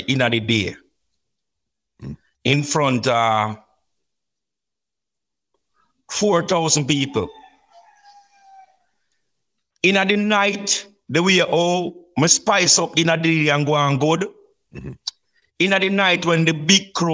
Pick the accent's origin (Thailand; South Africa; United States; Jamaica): Jamaica; Saint Elizabeth; we are from St. Elizabeth